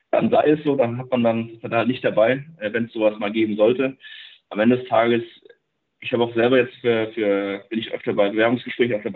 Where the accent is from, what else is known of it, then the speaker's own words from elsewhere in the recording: Darmstadt, Hesse, Germany; ich bin ja selber aus Darmstadt selber